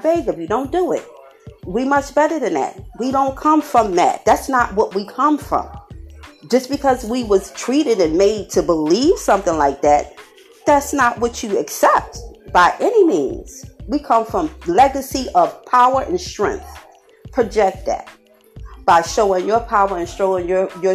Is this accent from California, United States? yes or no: no; Philadelphia, Pennsylvania, United States; born and raised in Philadelphia all my life, and I'm still here